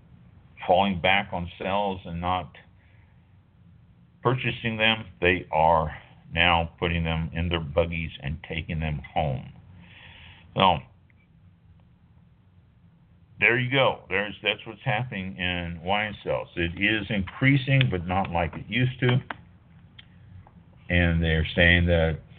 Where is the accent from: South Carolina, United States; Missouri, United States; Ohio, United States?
Missouri, United States; Kansas City; now in Tampa, United States; I'm from Kansas City, family up there